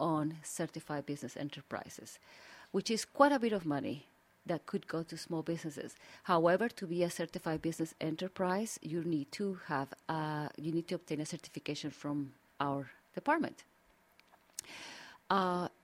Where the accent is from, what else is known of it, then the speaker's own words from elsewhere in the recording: Mexico City, Mexico; English is a second language; moved away as an adult; now in Washington, D.C., United States; I think you can tell by my accent that I'm not from the district. But I am from the Federal District of Mexico City